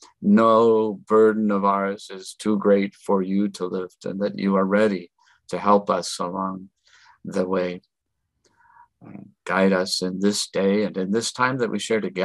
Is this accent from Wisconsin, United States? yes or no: yes; North Country, Wisconsin, United States; now in El Paso, United States; I grew up in the North Country in Wisconsin